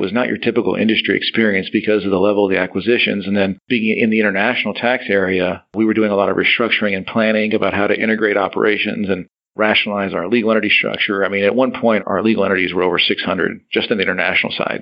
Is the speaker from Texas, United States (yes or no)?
yes; San Antonio, Texas, United States; I came back home. I'm from San Antonio